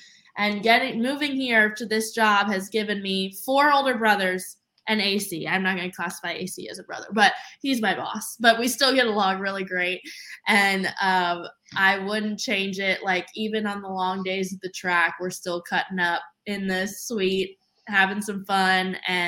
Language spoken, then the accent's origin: English; Tennessee, United States; now in Indianapolis, United States; I'm still getting used to the fact that there's no mountains here because I came from East Tennessee.